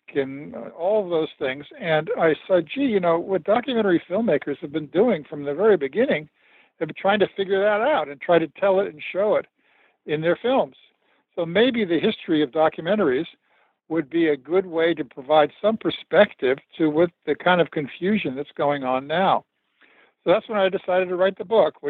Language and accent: English; Los Angeles, California, United States; I grew up in Los Angeles